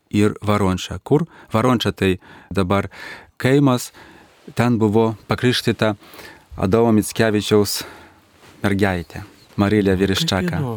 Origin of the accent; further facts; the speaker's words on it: Minsk, Belarus; Lithuanian is a second language; aš važiuojant namo į Minską